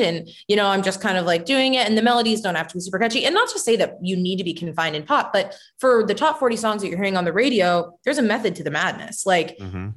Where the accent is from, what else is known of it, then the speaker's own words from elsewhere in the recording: Bend, Oregon, United States; also born or lived in Miami / Phoenix / New York; I feel like Oregon is like my hometown.